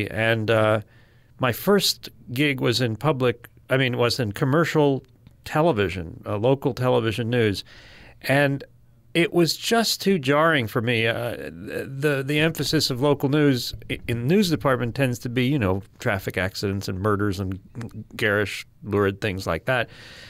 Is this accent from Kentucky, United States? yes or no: no; Manhattan, New York, United States; My folks lived in the Upper West Side of Manhattan, and I took the subway to school every day for whatever 6 years